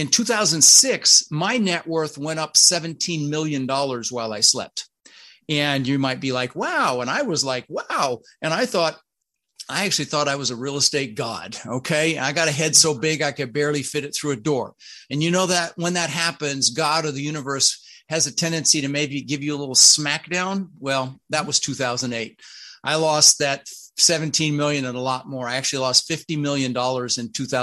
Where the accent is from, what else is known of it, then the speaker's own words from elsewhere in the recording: Denver, Colorado, United States; English is a second language; also born or lived in Netherlands; I immigrated from the Netherlands, from Holland, you know, wooden shoes and windmills. And we ended up in Denver, Colorado, where I lived for 30 years. Now, when we first got here, we really struggled. I was 6 years old